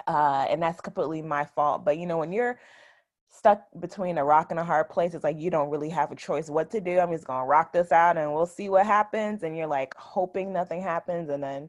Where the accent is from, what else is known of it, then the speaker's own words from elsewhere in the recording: Orange, New Jersey, United States; now in Raleigh, United States; So I am 30 years old. I am originally from Orange, New Jersey. So super small town. I currently live in Raleigh, North Carolina.